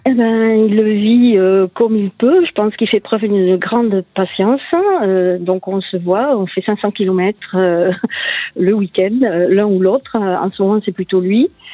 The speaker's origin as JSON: {"language": "French", "area": "Tarn-et-Garonne", "region": "Occitania", "country": "France", "said": "chez nous, dans le Tarn-et-Garonne"}